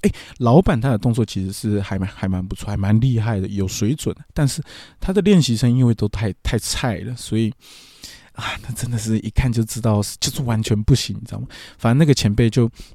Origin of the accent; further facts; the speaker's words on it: Taiwan; 我，我是台湾人